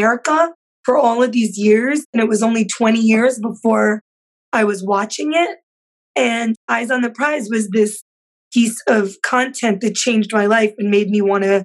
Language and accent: English; Yonkers, New York, United States; when I was growing up in Yonkers